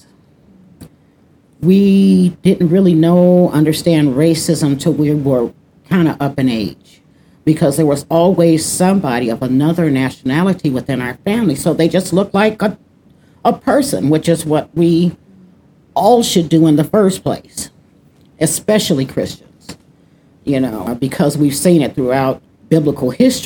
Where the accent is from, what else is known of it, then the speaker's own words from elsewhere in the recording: Chicago, Illinois, United States; also born or lived in California; now in Minnesota, United States; I was born and raised in Chicago, Illinois. I've lived in Chicago, California, and now Minnesota. Been in Minnesota for the past 11 years